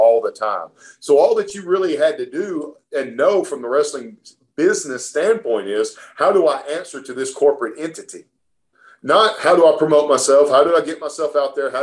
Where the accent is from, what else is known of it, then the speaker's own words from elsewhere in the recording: Alabama, United States; when I was a kid growing up in Alabama